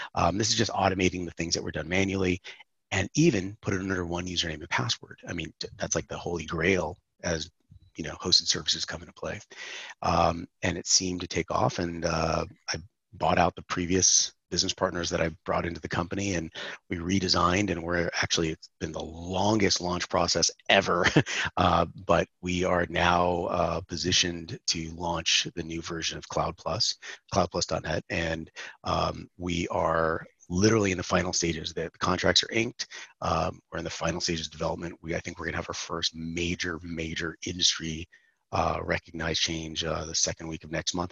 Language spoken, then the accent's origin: English; San Francisco, California, United States; also born or lived in Atlanta, Georgia; now in Florida, United States; Born and raised in San Francisco, California